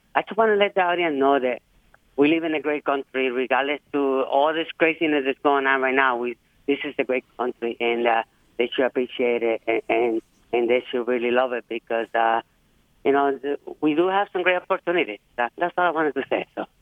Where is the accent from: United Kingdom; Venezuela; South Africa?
Venezuela; moved away as an adult; also born or lived in Detroit, Michigan; now in Michigan, United States; I, I, was born and raised in Venezuela